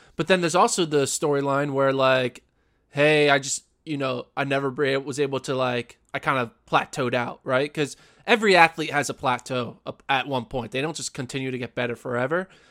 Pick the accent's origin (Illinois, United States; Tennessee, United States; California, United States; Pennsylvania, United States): Pennsylvania, United States; we're both from Pennsylvania